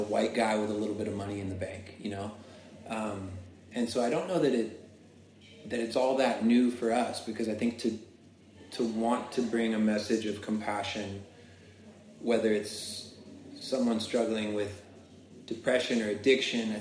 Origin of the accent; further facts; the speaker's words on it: Florida, United States; I grew up in Florida